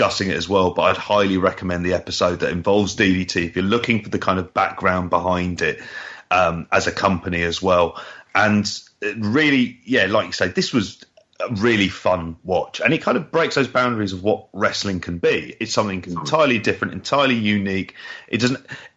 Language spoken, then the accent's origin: English; United Kingdom; a British fan